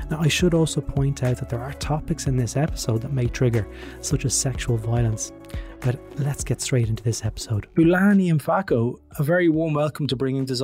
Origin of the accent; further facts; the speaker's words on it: Ireland; As an Irish person, I am extremely embarrassed that this scheme is still in existence.